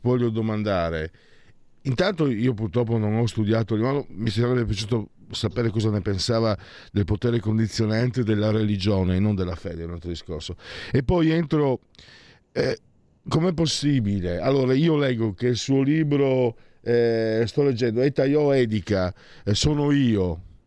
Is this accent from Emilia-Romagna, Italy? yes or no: no; Pordenone, Friuli-Venezia Giulia, Italy; io sono nato a Pordenone dove è nato il punk in Italia